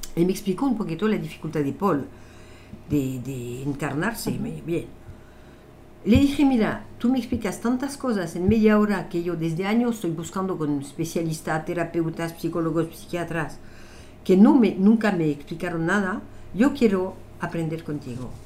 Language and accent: Spanish; France; Spanish is a second language; moved away as an adult; also born or lived in Italy / Africa / Latin America; now in Spain; yo nací en Francia durante la guerra. Eh, viví toda mi adolescencia en Francia